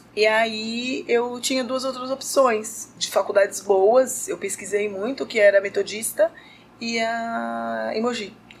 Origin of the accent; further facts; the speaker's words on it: São Paulo, Brazil; eu sou de São tá. Paulo